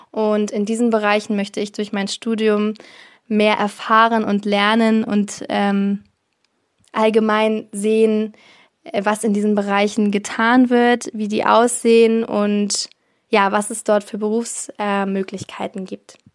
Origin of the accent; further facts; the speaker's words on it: Lower Saxony, Germany; ich komme aus der Lüneburger Heide. Das liegt in Niedersachsen und ist circa eine Stunde von Hamburg entfernt.